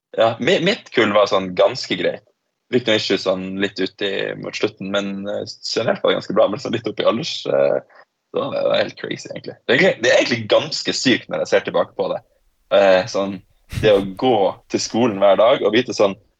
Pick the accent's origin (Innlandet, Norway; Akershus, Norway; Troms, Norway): Troms, Norway; Tromsø; moved away as an adult; also born or lived in Australia / Oslo; jeg vokste opp i Tromsø